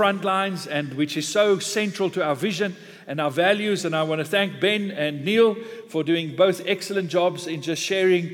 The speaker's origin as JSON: {"language": "English", "country": "South Africa", "said": "being a South African in an English church this morning"}